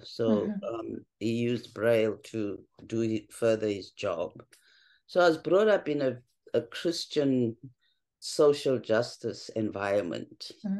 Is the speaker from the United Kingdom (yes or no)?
no; South Africa; For me as a kid, it was, I think I can use the word because of the context, a more privileged background than my fellow South Africans.